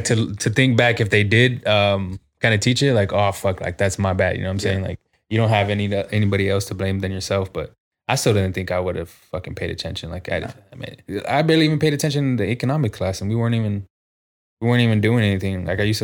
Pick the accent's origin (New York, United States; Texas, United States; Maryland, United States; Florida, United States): Texas, United States; San Antonio; I think just being on the South Side and fucking growing up on the South Side can kind of fuck you up sometimes, like, especially growing up.